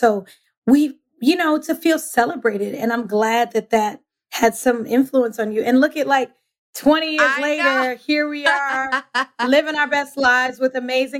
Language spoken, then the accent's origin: English; East Orange, New Jersey, United States; moved away as an adult; now in Brooklyn, United States; East Orange, New Jersey, born and raised. So shout out to all the Jersey people out there. I live in Brooklyn.